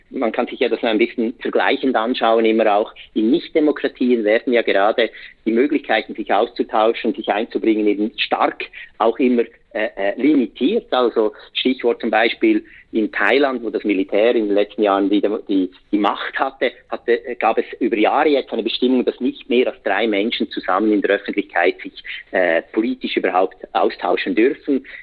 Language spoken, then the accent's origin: German; Switzerland; now in abroad; als Schweizer Bürger und Bürgerin, auch wenn ich im Ausland lebe, seit Jahrzehnten habe ich eben viermal pro Jahr bin ich eingeladen mitzubestimmen.